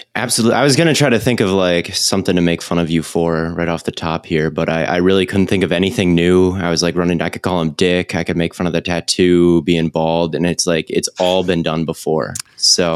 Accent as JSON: {"language": "English", "town": "Northfield", "region": "Minnesota", "country": "United States", "said": "I'm from a town called Northfield, Minnesota, which is about forty minutes south of the Twin Cities."}